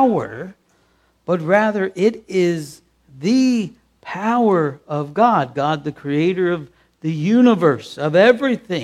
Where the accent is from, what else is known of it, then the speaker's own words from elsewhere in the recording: United States; accent: American; we're American. It's obvious we're American the way we speak